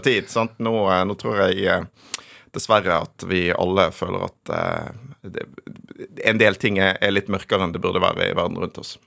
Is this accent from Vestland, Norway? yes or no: yes; Bergen, Vestland, Norway; now in Oslo, Norway; jeg vokste opp i Bergen med en far eh, fra Oslo